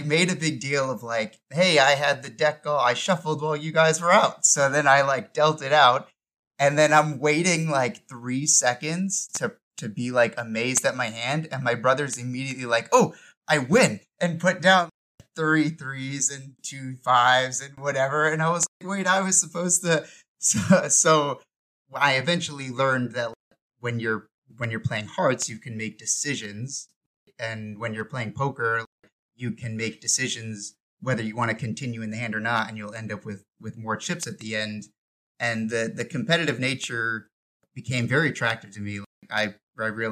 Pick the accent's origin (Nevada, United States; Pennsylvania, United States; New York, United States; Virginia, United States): New York, United States; moved away; also born or lived in Georgia; growing up in New York, there was a lot of home games with the high school buddies, and poker was already a common thing for Long Islanders